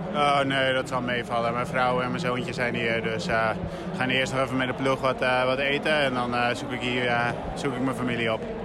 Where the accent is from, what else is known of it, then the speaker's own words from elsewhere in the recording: Netherlands; als Nederlander